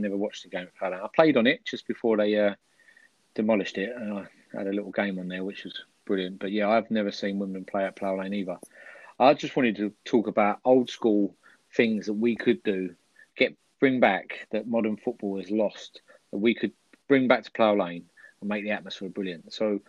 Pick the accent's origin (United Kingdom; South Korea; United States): United Kingdom; Essex, East of England; moved away; I'm Essex, and I'm from Essex originally, so I can't pronounce him words.